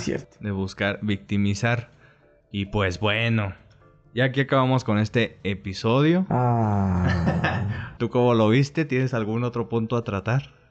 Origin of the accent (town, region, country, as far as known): Mexico